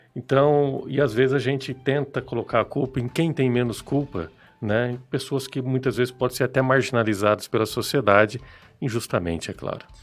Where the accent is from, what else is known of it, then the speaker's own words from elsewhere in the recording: Apucarana, Paraná, Brazil; also born or lived in Londrina; eu sou nascido em Apucarana, eu sou apucaranense, e isso eu gosto sempre de ressaltar no meu currículo. E por quê? Porque eu decidi voltar para a cidade. A cidade onde eu fui educado, onde eu fui criado